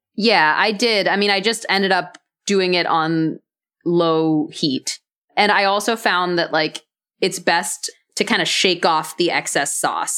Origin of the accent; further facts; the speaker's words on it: Dallas, Texas, United States; I grew up in Dallas, Texas.